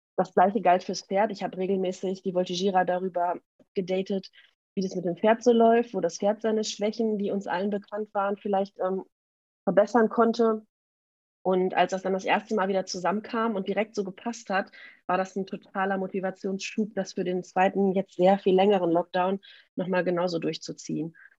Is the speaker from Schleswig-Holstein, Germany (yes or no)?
no; Münster, North Rhine-Westphalia, Germany; ich komme aus Münster in Nordrhein-Westfalen